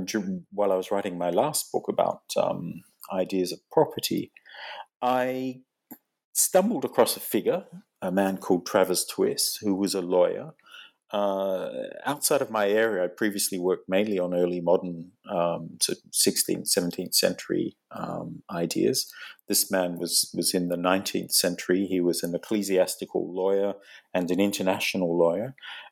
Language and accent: English; Australia; moved away as an adult; now in London, United Kingdom; Well, I'm originally from, as your listeners can probably hear, and you can probably hear, I'm originally from Australia. I studied in England in the 1990s.